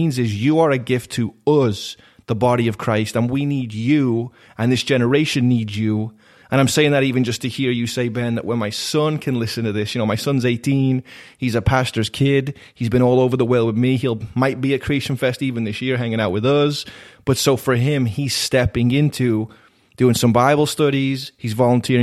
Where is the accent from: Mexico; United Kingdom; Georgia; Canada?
United Kingdom; Liverpool, North West England; now in United States; I was born and raised in Liverpool.